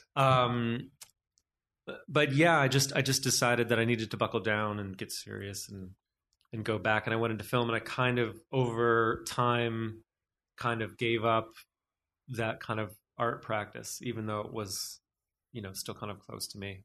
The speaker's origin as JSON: {"language": "English", "country": "United States", "also_born_or_lived": "New York", "lives_now": "Los Angeles, United States", "said": "I am American"}